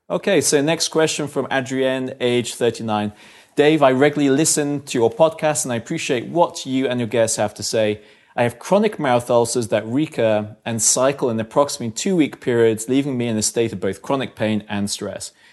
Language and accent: English; London, United Kingdom; I'm from London